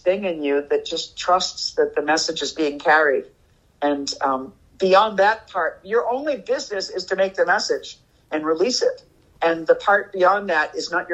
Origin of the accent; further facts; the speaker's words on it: Boston, Massachusetts, United States; moved away as an adult; also born or lived in New York / San Francisco; I grew up in Boston